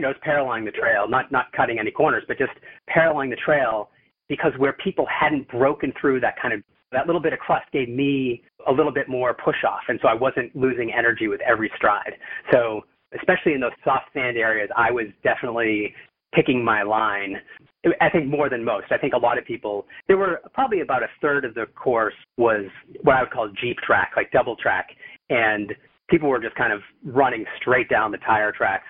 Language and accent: English; United States